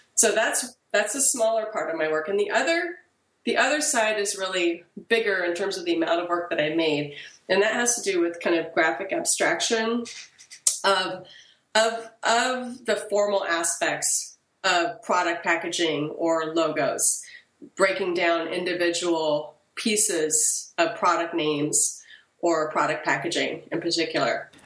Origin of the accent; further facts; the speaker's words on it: Portland, Oregon, United States; also born or lived in France / Middletown, Connecticut; I was in France until I was eight, and then I moved back to my parents' home uh, they're from a small town in Oregon, but they moved back to Portland. And I was in Portland from the time I was eight till the time I graduated from high school